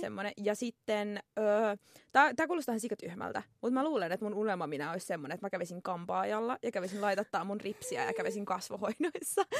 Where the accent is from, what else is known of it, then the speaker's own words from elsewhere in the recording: Tampere, Pirkanmaa, Finland; accent: Tampere dialect; olen tamperelainen, kuuluu ehkä murteesta